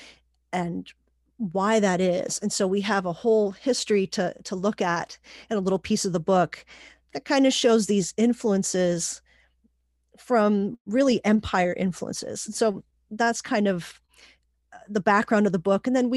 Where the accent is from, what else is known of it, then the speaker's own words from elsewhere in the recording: Pittsburgh, Pennsylvania, United States; also born or lived in Puerto Rico; I was born in Puerto Rico and raised in Pittsburgh mostly